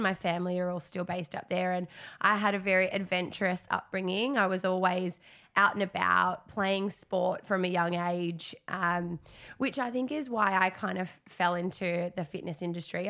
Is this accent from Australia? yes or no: yes; Darwin, Northern Territory, Australia; moved away as an adult; I come from Darwin, I'd spent, um, a big chunk of twenty twenty back home